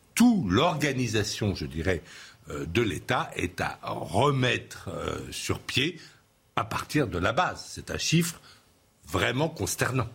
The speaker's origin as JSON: {"language": "French", "country": "France", "said": "chez nous, en France"}